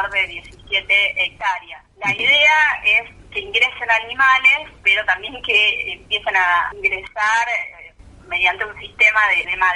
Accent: Buenos Aires Province, Argentina; nosotros somos de provincia de Buenos Aires

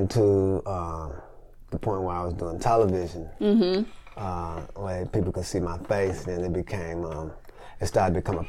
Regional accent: Memphis, Tennessee, United States; moved away as an adult; also born or lived in Los Angeles, California / Chicago / New York / Nashville; I grew up in Memphis. You know, I was born in L.A., but I grew up in Memphis.

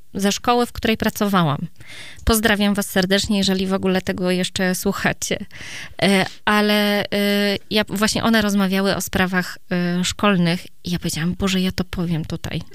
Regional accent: Iława, Warmian-Masurian Voivodeship, Poland; u mnie w Iławie akurat, tak, to małe miasto

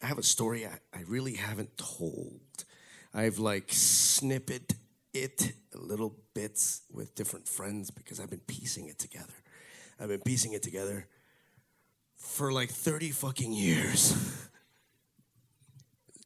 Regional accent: Miami, Florida, United States; I grew up here in Miami.

